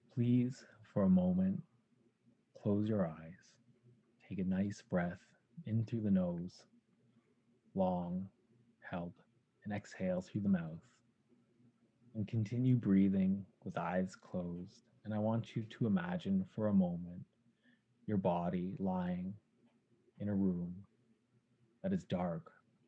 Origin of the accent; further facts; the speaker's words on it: Toronto, Ontario, Canada; moved away as an adult; now in Montreal, Canada; I'm from Toronto. I grew up there, but now I live in Montreal